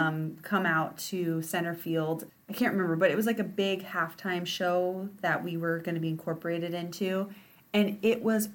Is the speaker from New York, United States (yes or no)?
no; Graham, Washington, United States; born or raised there